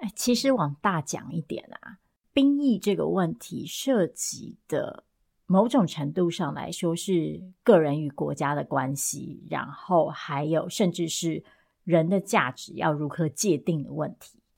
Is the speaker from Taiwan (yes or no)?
yes; Taiwan; 作为台湾人